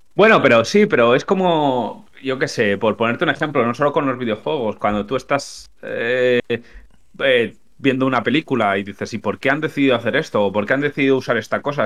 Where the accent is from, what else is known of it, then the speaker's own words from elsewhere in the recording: Spain; accent: Spanish; yo soy español. a mí el acento de españolazo no me lo quitas.